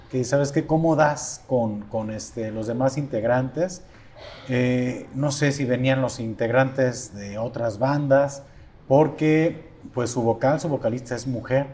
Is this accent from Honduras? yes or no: no; Mexico